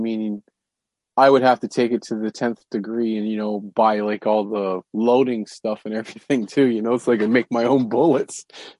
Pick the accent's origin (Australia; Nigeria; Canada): Canada; I grew up in Canada being an outdoorsman.